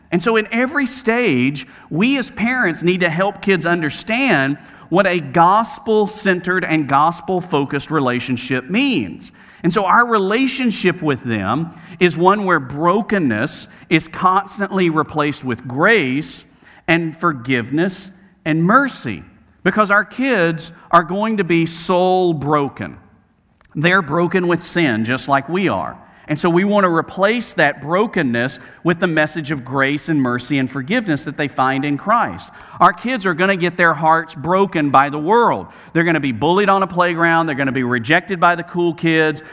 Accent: Birmingham, Alabama, United States; I was a youth minister at a church in my hometown of Birmingham, Alabama

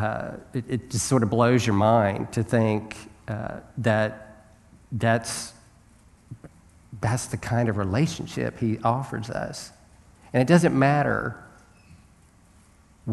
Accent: United States; as an American

